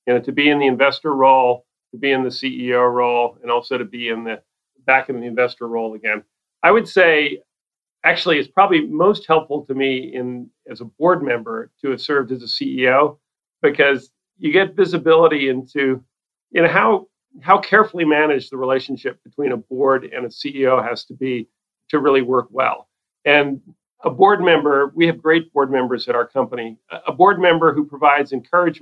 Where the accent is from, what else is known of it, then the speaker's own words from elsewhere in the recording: East Coast, United States; moved away as an adult; also born or lived in Silicon Valley; I grew up on the East Coast, but I had the good fortune to move to Silicon Valley in 1983